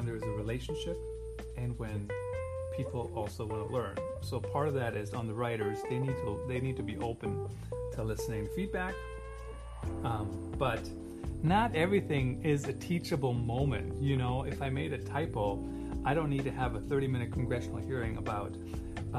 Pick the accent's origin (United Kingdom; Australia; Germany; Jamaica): Germany; English is a second language; moved away; Did you guys know I grew up in Germany?